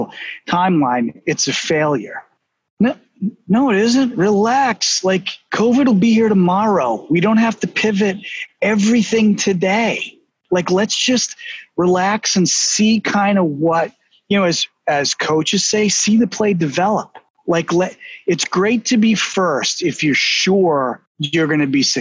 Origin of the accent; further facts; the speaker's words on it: Boston, Massachusetts, United States; accent: Boston; my Boston accent